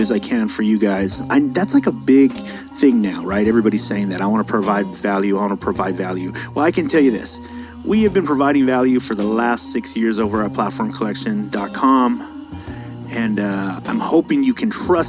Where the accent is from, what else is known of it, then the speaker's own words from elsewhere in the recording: San Diego, California, United States; I'm from San Diego.